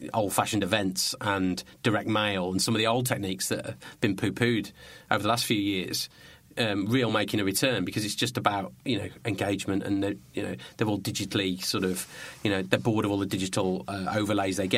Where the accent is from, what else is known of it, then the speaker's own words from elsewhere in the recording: Birmingham, West Midlands, United Kingdom; I come from Birmingham. I come from Birmingham.